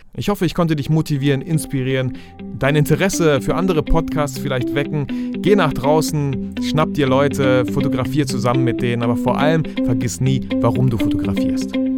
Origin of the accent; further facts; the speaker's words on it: Germany; hier bei uns in Deutschland